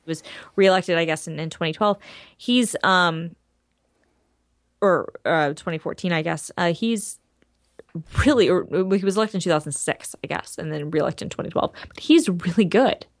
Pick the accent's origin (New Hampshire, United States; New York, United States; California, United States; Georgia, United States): Georgia, United States; growing up in Georgia where Newt Gingrich was my freaking, like, senator, okay, or congressman or whatever, like, he was my local dude